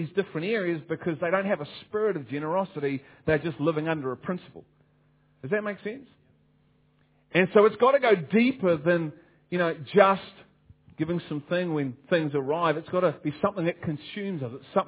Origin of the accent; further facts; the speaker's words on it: Liverpool, North West England, United Kingdom; And I'm from Liverpool